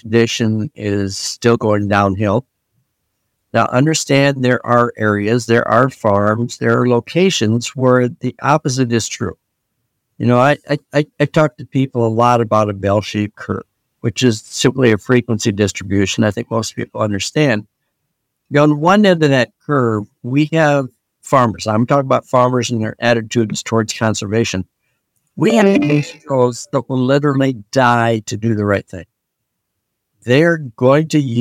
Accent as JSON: {"language": "English", "region": "Iowa", "country": "United States", "tie": "born or raised there", "said": "I grew up in Iowa"}